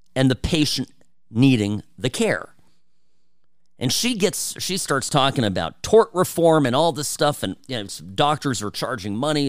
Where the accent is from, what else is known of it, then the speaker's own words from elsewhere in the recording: United States; first language Czech; English is a second language; English is my second language. I, I learned Czech from my parents, um, even though I grew up in this country first